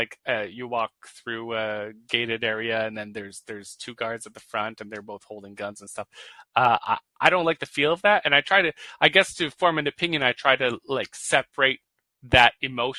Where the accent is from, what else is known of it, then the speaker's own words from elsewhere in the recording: Canada; I'm Canadian